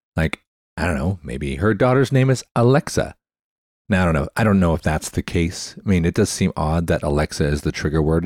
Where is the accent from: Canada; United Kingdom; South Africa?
Canada; I'm Canadian.